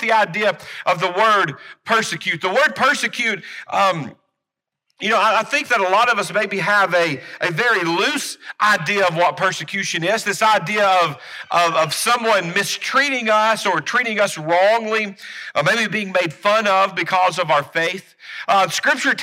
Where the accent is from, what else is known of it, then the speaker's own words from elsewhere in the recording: United States; as American Christians